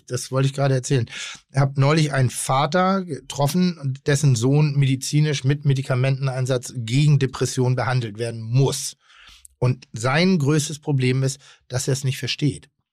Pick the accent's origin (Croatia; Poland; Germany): Germany; Pinneberg, Schleswig-Holstein; komme ich aus Pinneberg